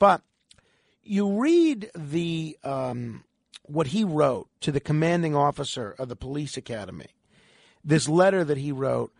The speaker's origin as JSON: {"language": "English", "town": "New York City", "region": "New York", "country": "United States", "tie": "born or raised there", "said": "Growing up in New York City, I realized how impactful my role as a police officer would go in this chaotic city of about 10 million people."}